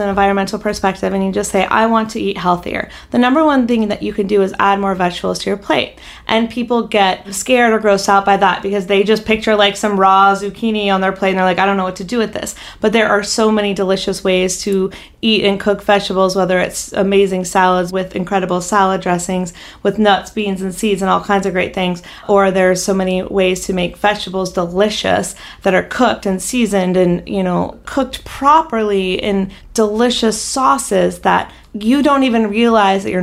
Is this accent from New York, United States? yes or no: no; North Carolina, United States; now in Los Angeles, United States; growing up in North Carolina